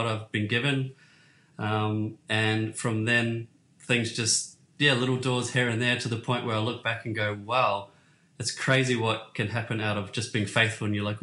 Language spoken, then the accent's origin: English; Hamilton, Waikato, New Zealand; moved away as an adult; also born or lived in Sydney, Australia; I was born in New Zealand, a little town called Hamilton in New Zealand.